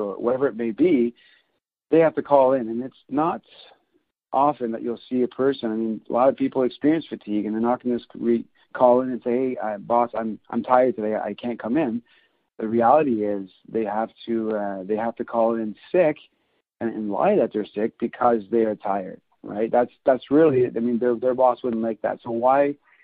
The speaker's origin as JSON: {"language": "English", "area": "near Montreal", "region": "Quebec", "country": "Canada", "tie": "born or raised there", "said": "I'm born and raised in Canada. Close to the Montreal"}